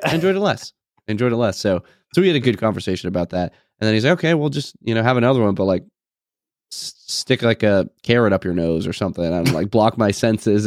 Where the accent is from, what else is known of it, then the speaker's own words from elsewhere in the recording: New England, United States; moved away as an adult; I'm obviously from New England